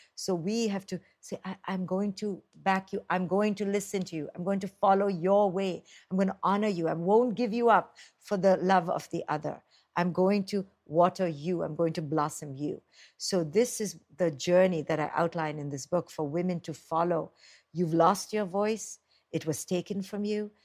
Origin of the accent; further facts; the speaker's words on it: India; now in United States; I grew up in India